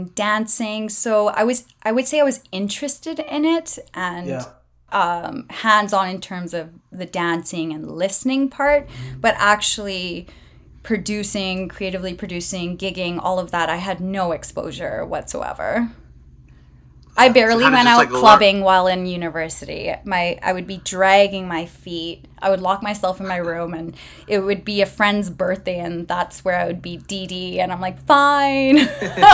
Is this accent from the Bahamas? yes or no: no; Prince Rupert, British Columbia, Canada; I was born and raised in Prince Rupert.